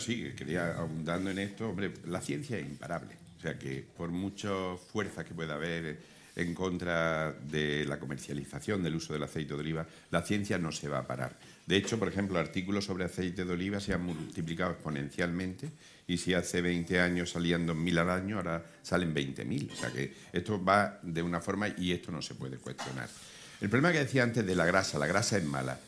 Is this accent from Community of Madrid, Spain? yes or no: no; Córdoba, Andalusia, Spain; yo vengo de Córdoba